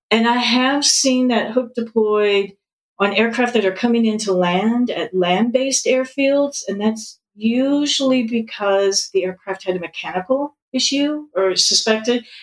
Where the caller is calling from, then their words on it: Seattle, Washington, United States; Seattle. I love the podcast